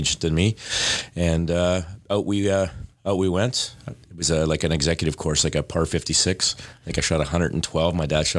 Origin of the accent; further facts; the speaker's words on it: North Bay, Ontario, Canada; No, I'm born and raised in Ontario.